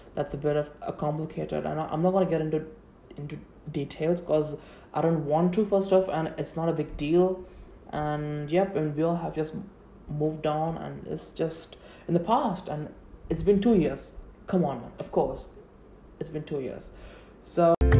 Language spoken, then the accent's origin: English; Tamil Nadu, India; first language Tamil; English is a second language; I'm an Indian. I'm from South India, and uh, I mean like from Tamil Nadu.